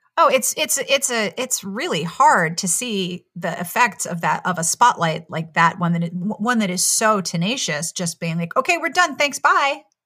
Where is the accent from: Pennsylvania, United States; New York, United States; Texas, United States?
Pennsylvania, United States; Pittsburgh; moved away as an adult; also born or lived in South Carolina; I grew up in Pittsburgh, and then I went to a women's college in South Carolina